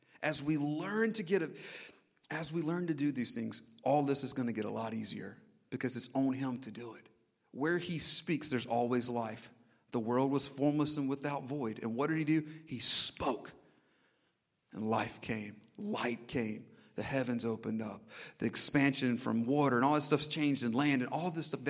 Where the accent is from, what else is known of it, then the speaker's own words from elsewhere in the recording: the South, United States; growing up in the South